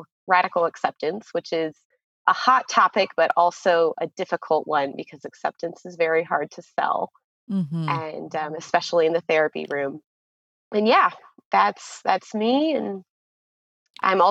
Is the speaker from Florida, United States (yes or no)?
yes; Florida, United States; moved away as an adult; also born or lived in Chile; now in Nevada, United States; I'm from Florida, and I have just moved to Nevada with my husband